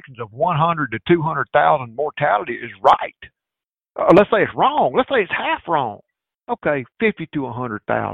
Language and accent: English; United States; I'm American